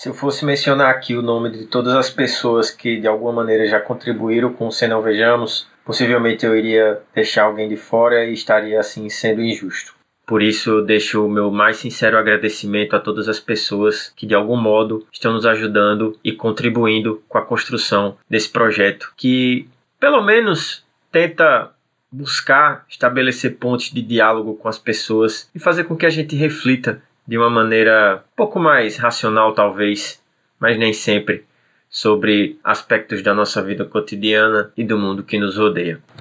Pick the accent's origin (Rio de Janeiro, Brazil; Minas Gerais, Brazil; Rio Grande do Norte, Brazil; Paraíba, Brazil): Rio Grande do Norte, Brazil; Natal; Rio Grande do Norte, mais precisamente no bairro de Neópolis. Para ser ainda mais específico, eu nasci e fui criado no Conjunto Neópolis